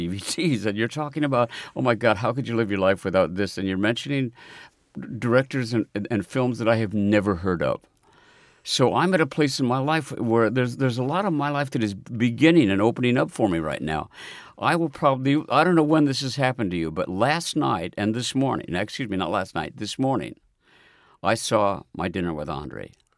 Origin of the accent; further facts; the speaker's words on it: Omaha, Nebraska, United States; now in New York, United States; it always feels in New York like I'm from Omaha, Nebraska.